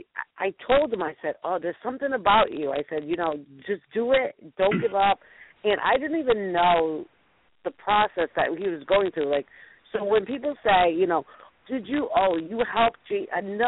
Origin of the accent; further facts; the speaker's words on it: Ohio, United States; Like, I'm the lady from Ohio that's calling you.